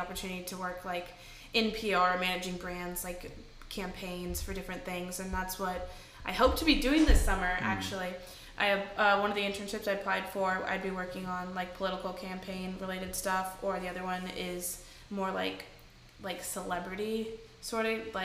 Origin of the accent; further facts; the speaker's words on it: Kansas City, United States; moved away; also born or lived in Nashville; I'm from Kansas City. Well, outside of Kansas City, but I moved to Nashville about, like, 8 years ago